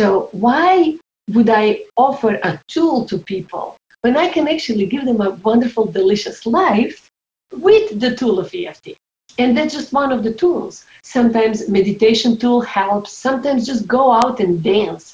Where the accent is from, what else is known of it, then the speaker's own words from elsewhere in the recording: Croatia; moved away; also born or lived in New York; I was 15 years old when war started in my home country, Croatia